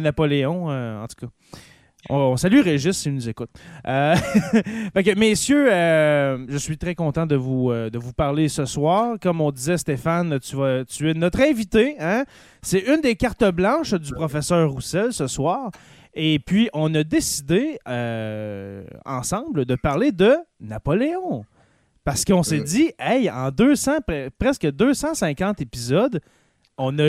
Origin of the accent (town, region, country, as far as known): Quebec, Canada; accent: Québécois